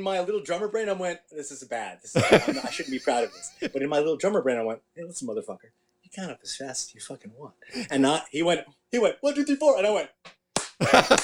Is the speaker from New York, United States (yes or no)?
yes; New York City, New York, United States; I'm from the same neighborhood. I grew up in Forest Hills.